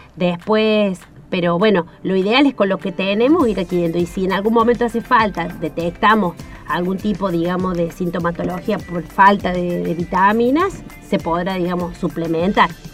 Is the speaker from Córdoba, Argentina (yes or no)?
yes; Córdoba, Argentina; moved away as an adult; now in Esperanza Base, Antarctica; soy de la provincia de Córdoba, ahí nací, estudié en la Universidad Nacional de Córdoba